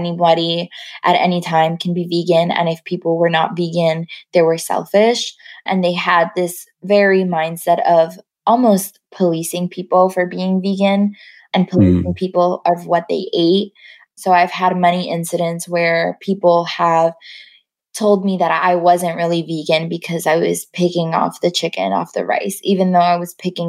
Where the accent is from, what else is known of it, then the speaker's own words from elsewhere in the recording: New York City, New York, United States; moved away as an adult; now in Los Angeles, United States; growing up in Queens, I grew up mostly closer to the airport